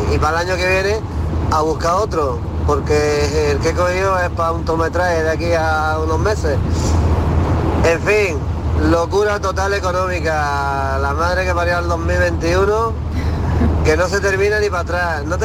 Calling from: Granada, Andalusia, Spain; Hola, buenas tardes, soy … de Granada.

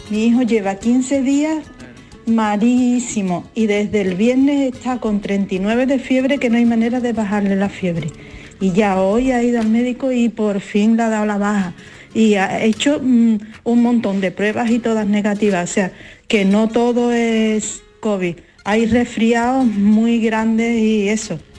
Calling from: Seville, Andalusia, Spain; de Sevilla.

